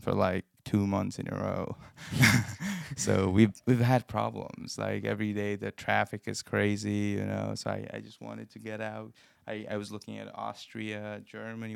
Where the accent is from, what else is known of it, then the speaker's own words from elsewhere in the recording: Nepal; moved away as an adult; now in Cincinnati, United States; I come from Nepal, um, a country in in the Himalayas in Asia and I've been in this country for almost four years now